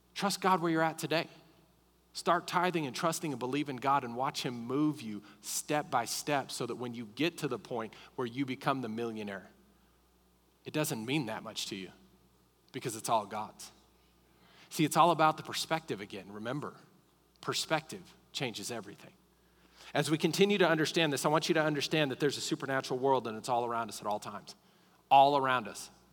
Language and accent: English; Colorado, United States; now in Lubbock, United States; I grew up in Colorado